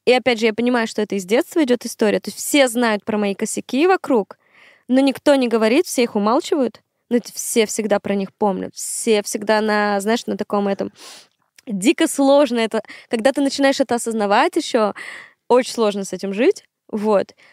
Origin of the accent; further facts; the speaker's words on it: Syktyvkar, Komi Republic, Russia; moved away as an adult; now in Moscow, Russia; Сыктывкар — мой родной город, в котором я прожила 22 года